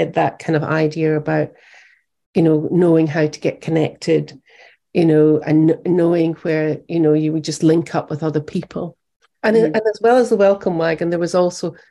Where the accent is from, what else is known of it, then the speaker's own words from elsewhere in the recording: United Kingdom; moved away as an adult; also born or lived in America; me being British